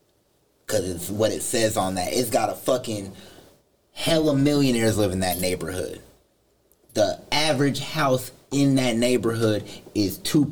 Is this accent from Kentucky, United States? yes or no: no; Southside / Oak Grove, California, United States